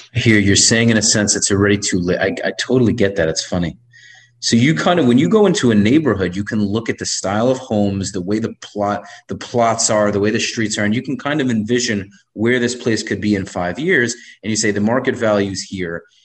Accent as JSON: {"language": "English", "town": "New York City", "region": "New York", "country": "United States", "tie": "born or raised there", "moved": "yes", "said": "I grew up in Brooklyn most of my life"}